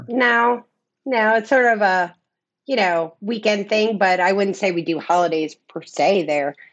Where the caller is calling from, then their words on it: Clearwater, Florida, United States; Clearwater, Florida.